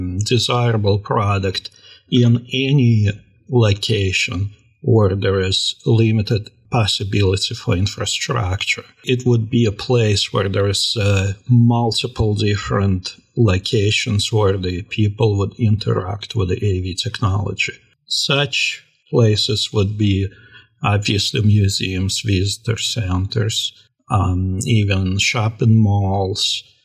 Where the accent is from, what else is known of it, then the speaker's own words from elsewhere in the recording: Russia; now in United States; When I came to this country from Russia in 1994, I went to a college in New York